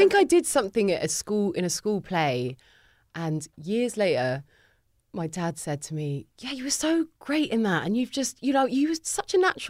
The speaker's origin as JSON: {"language": "English", "region": "London", "country": "United Kingdom", "said": "I'm enough of a Londoner to specify the exact location. North London is very different from Northwest London."}